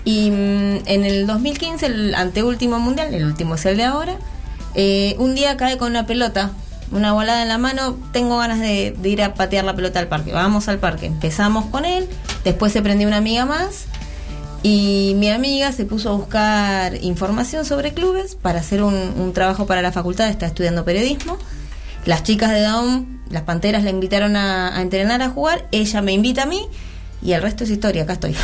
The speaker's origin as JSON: {"language": "Spanish", "country": "Argentina", "said": "Nosotras acá en Argentina"}